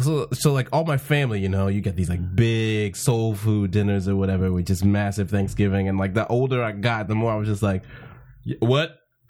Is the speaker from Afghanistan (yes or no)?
no; Texas, United States; I'm from Texas. My whole family's from Louisiana.